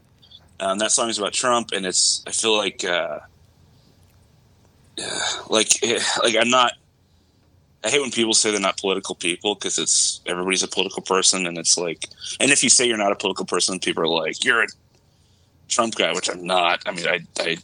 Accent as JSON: {"language": "English", "town": "Anaheim", "region": "California", "country": "United States", "tie": "born or raised there", "also_born_or_lived": "Yorba Linda, California", "moved": "yes", "lives_now": "Oakland, United States", "said": "I grew up in Anaheim. My home is in Oakland"}